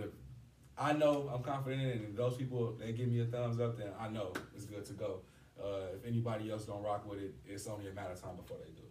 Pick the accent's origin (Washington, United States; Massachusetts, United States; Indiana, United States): Indiana, United States; East Chicago; I'm from East Chicago